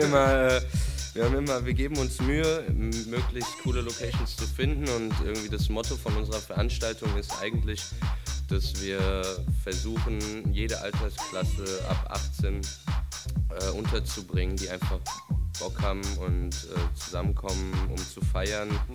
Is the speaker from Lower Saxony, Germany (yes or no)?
no; Frankfurt, Hesse, Germany; ich komme aus Frankfurt, bin hier aufgewachsen